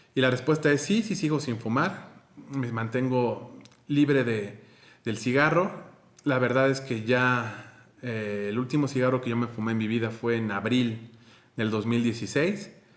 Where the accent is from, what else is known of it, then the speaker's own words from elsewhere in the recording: Mexico; soy de México